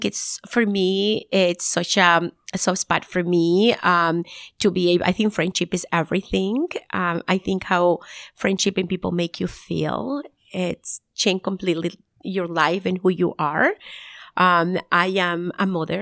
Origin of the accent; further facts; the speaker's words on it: Nicaragua; moved away; So I'm from originally from Nicaragua, and then I moved to North